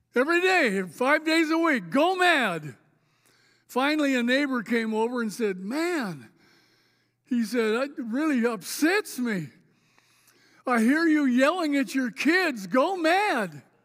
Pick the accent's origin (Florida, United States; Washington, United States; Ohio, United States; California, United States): Washington, United States; Spokane; moved away as an adult; also born or lived in Oregon; I grew up here, by the way. I was a North Central Indian